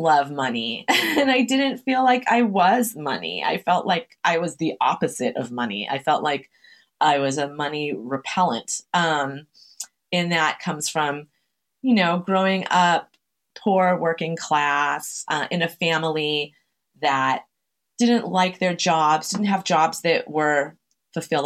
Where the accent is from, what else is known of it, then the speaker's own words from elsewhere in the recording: Chelsea, Massachusetts, United States; I'm from Chelsea, Massachusetts. It's a immigrant heavy working class, working poor city in Massachusetts